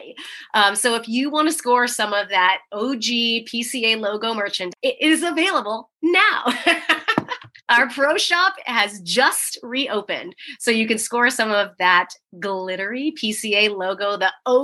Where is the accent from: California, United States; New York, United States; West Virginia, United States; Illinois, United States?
California, United States; San Diego; I'm from San Diego